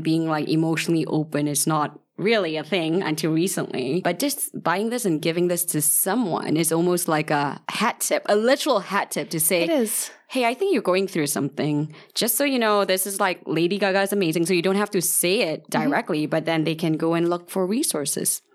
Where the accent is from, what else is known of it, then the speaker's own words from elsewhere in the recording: Malaysia; I'm from Malaysia